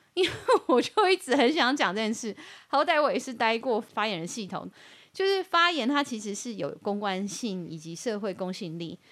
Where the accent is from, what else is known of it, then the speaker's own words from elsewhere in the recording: Taiwan; 我们台湾人